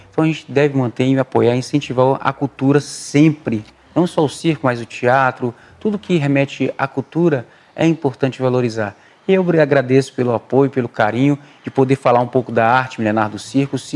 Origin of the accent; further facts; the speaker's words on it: Pernambuco, Brazil; born there; assim como eu nasci no Pernambuco.